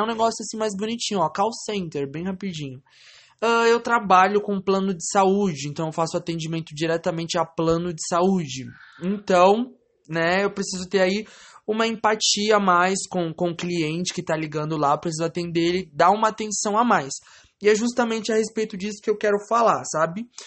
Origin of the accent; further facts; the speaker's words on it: Francisco Morato, São Paulo, Brazil; Eu nasci em Francisco Morato, São Paulo, na, no Hospital da Santa Casa de Misericórdia